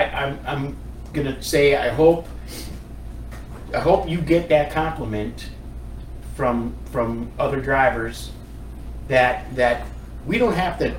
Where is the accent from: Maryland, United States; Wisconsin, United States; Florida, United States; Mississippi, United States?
Wisconsin, United States; because I'm from Wisconsin